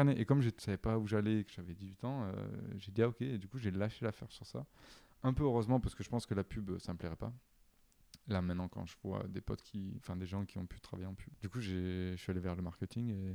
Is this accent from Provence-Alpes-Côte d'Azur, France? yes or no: yes; Avignon, Provence-Alpes-Côte d'Azur, France; moved away as an adult; also born or lived in Nice; now in Paris, France; je viens d'Avignon.